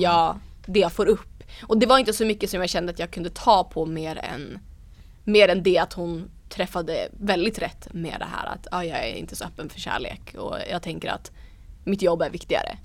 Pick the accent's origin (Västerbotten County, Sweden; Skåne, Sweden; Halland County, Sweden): Västerbotten County, Sweden; Umeå; Ersboda där jag kommer ifrån i Umeå